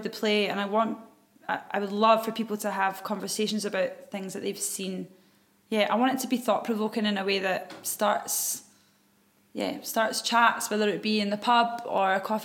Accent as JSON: {"language": "English", "region": "Scotland", "country": "United Kingdom", "said": "As Scottish women."}